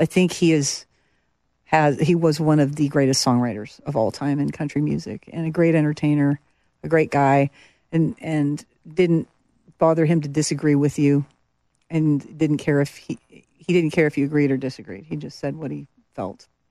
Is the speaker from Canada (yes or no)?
yes; Medicine Hat, Alberta, Canada; moved away as an adult; also born or lived in Montreal / Calgary; now in Nashville, United States; I spent the majority of my formative years, I guess, from ten, n, nine, nine years old to eighteen in Alberta, in Calgary and, and Medicine Hat